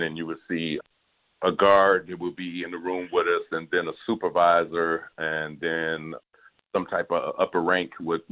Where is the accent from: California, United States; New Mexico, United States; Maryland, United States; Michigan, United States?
Michigan, United States; Detroit; coming back to a city like Detroit, my hometown